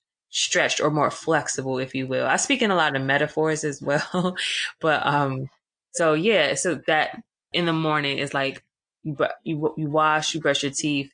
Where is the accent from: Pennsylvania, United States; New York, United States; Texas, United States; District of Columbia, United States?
District of Columbia, United States; Washington; also born or lived in Atlanta; I was born and raised in Washington, D.C.